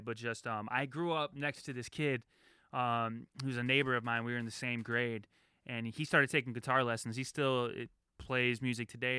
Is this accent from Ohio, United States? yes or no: no; Detroit, Michigan, United States; also born or lived in Chicago; They flew me home to Detroit